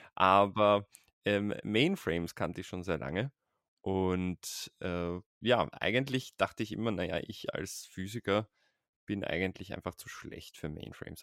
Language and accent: German; Vienna, Austria; Ich bin in, lebe in Wien und bin aus Wien